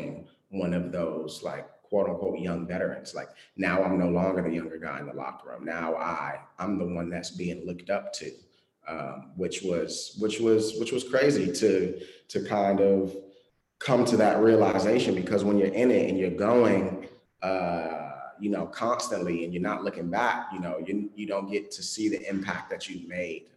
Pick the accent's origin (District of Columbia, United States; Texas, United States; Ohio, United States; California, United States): District of Columbia, United States; Washington; to come back in DC, you know, in my hometown